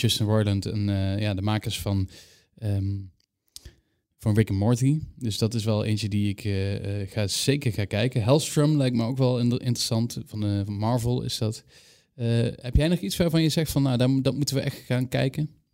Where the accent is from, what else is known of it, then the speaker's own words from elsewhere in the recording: Limburg, Netherlands; Ik ben een Limburger